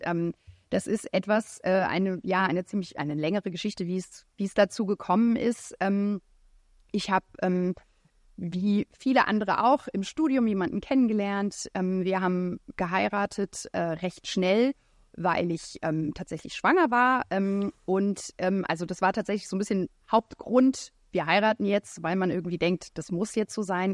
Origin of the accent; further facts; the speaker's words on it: France; moved away; ich bin in Frankreich aufgewachsen